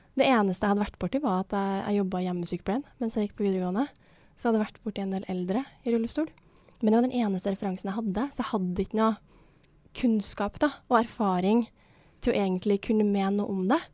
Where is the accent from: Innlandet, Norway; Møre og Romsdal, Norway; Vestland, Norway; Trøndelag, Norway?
Trøndelag, Norway; Levanger; moved away; var jeg hjemme i Levanger, da, der som jeg kommer fra